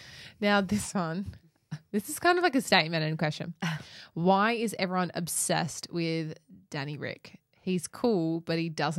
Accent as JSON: {"language": "English", "country": "Australia", "accent": "bogan"}